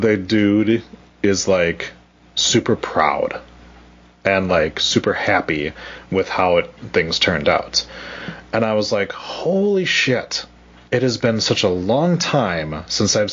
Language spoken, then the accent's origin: English; Wisconsin, United States; accent: Wisconsin; my Wisconsin accent